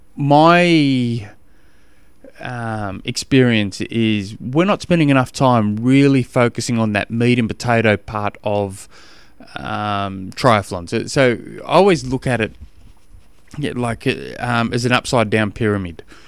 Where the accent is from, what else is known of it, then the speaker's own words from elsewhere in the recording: Australia; accent: Australian; now in Tasmania, Australia; my Australian accent